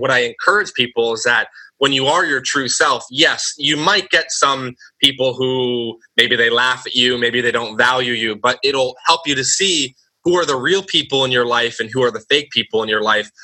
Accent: United States; growing up in the United States

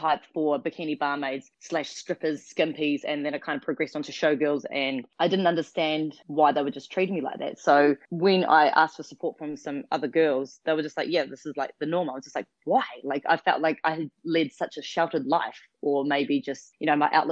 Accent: New Zealand; moved away as an adult; also born or lived in Western Australia; now in Australia; Australia is my adopted country. So I'm originally from New Zealand and moved over 8.5 years ago.

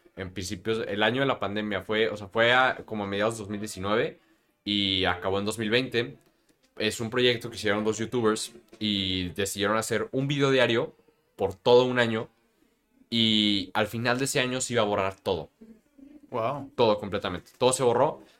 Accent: Mexico; como mexicanos conocemos

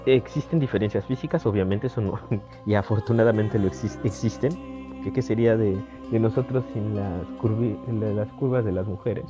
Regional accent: Mexico

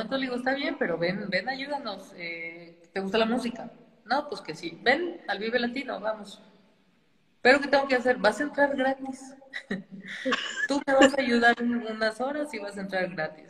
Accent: Saltillo, Coahuila, Mexico; moved away as an adult; also born or lived in Spain; now in Mexico City, Mexico; soy de Saltillo, Coahuila. Este, crecí allá

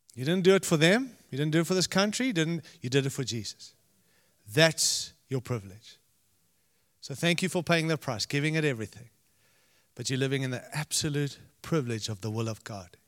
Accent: Zimbabwe; moved away; I was born in Rhodesia, which is now Zimbabwe

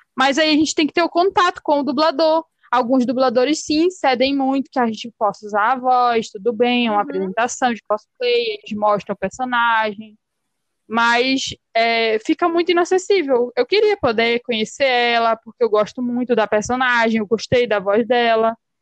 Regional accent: Pará, Brazil; accent: chiado; moved away; porque eu falo muito chiando, né? Sim. Eu sou paraense. Uhum. Mas eu moro aqui

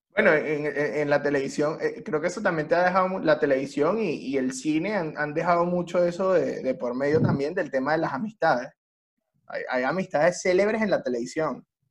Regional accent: Venezuela; now in Chile; nosotros tres que somos de Venezuela

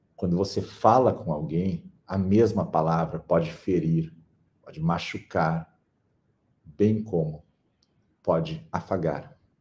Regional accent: Brazil; no Brasil, que somos um povo

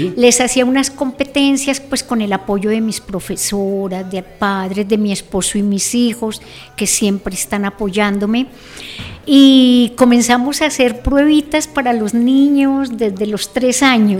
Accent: Zipaquirá, Cundinamarca, Colombia; Yo nací, bueno, acá en Zipaquirá, pero mi infancia la pasé en la vereda La Granja.

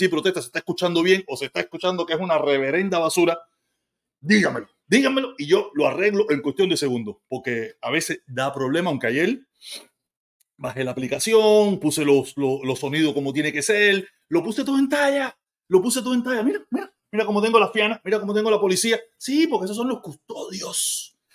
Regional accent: Cuba; Yo soy cubano, viví en Cuba, soy expreso político, tengo parte de mi familia allá.

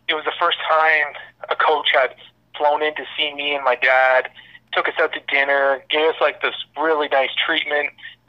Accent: Toronto, Ontario, Canada; moved away as an adult; also born or lived in Manitoba / Vancouver; I am from Toronto. I went to the University of Manitoba.

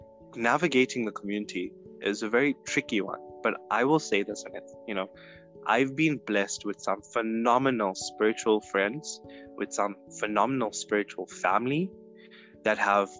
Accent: South Africa; first language -; And being South African and being Indian, I'm seeing this play a huge role in my life because I'm both African and Indian

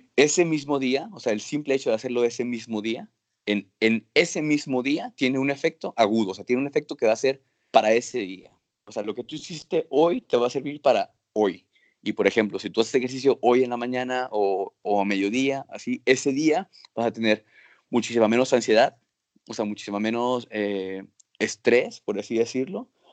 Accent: Acapulco, Guerrero, Mexico; moved away as an adult; also born or lived in Nuevo León; now in Granada, Spain; nací en Acapulco

